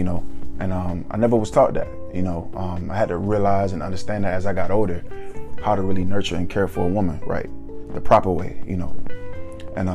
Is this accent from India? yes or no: no; Atlanta, Georgia, United States; Growing up in Atlanta